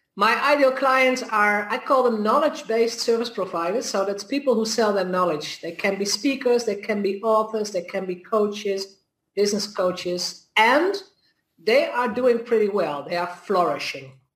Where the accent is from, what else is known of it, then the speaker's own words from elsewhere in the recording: Netherlands; I'm from the Netherlands